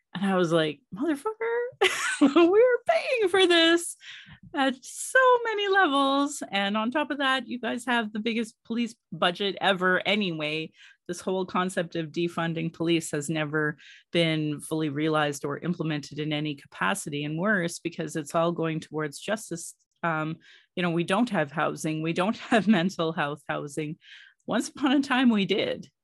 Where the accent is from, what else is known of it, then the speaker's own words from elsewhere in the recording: Calgary, Alberta, Canada; I was born in Calgary